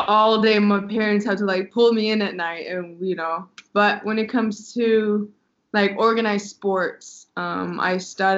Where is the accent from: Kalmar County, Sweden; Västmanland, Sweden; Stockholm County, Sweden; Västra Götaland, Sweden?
Stockholm County, Sweden; Södertälje; now in Madrid, Spain; I'm originally from Sweden.